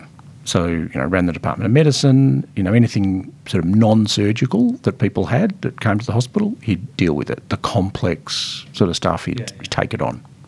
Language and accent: English; Melbourne, Victoria, Australia; I'm Melbourne born and bred.